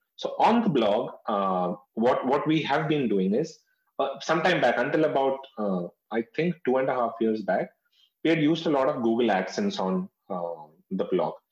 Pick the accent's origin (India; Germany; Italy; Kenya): India; North India; I've been born and brought up in North India